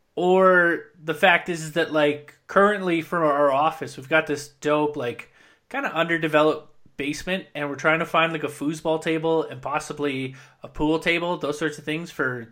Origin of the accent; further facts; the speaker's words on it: British Columbia, Canada; See, whereas like growing up in Central BC